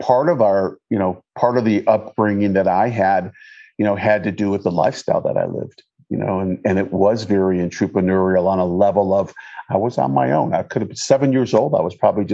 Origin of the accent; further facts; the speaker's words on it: Detroit, Michigan, United States; moved away; I grew up in Michigan. I was born in Detroit, Michigan.